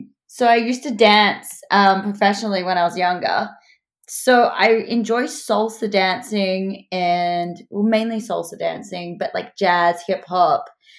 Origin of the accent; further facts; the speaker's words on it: Newcastle, New South Wales, Australia; moved away as an adult; now in Sydney, Australia; From Newcastle. So still in Australia, but it's about 2 hours north of Sydney. And it's kind of like a beachy, small to like large sized city.